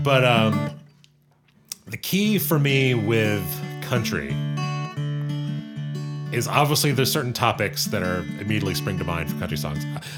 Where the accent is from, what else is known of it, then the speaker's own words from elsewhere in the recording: Georgia, United States; I grew up in Georgia, and I drove a truck in high school. So in a very rural part of Georgia.